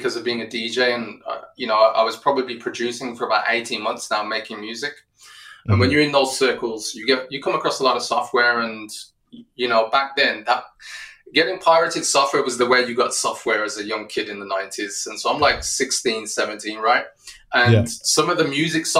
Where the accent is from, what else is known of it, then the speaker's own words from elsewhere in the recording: Wolverhampton, West Midlands, United Kingdom; my hometown of Wolverhampton in the UK